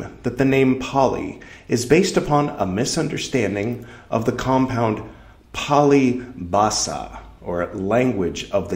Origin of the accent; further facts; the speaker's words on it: California, United States; I am from California